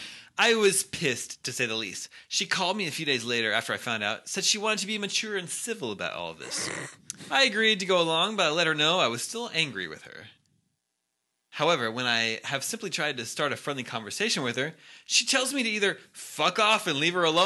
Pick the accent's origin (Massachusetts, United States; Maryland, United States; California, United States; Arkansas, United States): Arkansas, United States; Fayetteville; I'm from Fayetteville, Arkansas.